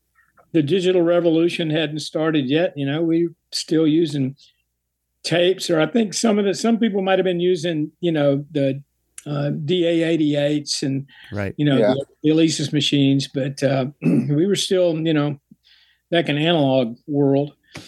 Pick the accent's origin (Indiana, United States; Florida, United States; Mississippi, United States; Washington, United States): Mississippi, United States; Jackson; moved away as an adult; playing in Jackson, Mississippi, my hometown.